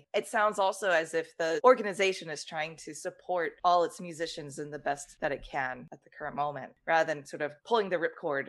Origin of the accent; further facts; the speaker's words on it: San Diego, California, United States; We both are from Southern California. You're from LA, I'm from San Diego